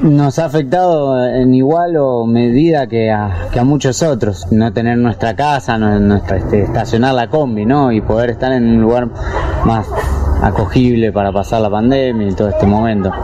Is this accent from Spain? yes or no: no; Argentina; moved away as an adult; now in Santander, Colombia; de Argentina